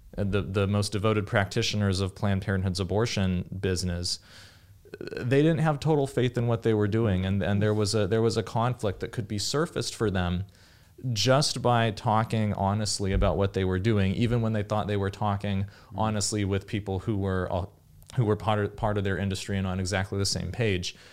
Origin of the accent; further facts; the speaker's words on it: Davis, California, United States; growing up in Davis, California